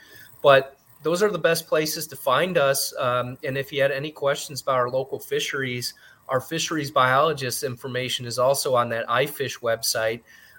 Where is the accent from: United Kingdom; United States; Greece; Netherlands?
United States; Great Lakes; But I think I'm biased because I grew up near Lake Michigan.